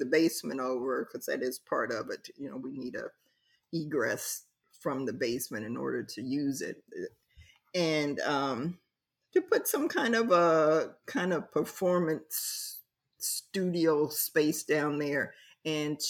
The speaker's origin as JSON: {"language": "English", "town": "Columbus", "region": "Ohio", "country": "United States", "tie": "born or raised there", "moved": "yes", "lives_now": "Philadelphia, United States", "said": "I came from Columbus, Ohio"}